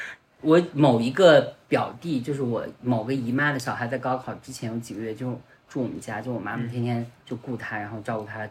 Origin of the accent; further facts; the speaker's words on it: Northwest China, China; 也不要动不动就像我们西北人啊，很多父母对于小孩就动不动要来一嗓子，也并不认为这是一个大事儿。